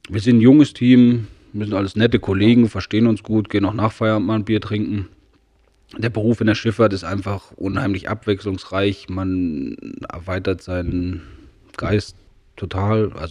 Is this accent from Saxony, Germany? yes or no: yes; Saxony, Germany; nee, ja, ich bin ja, in Sachsen geboren, meine Lehre gemacht.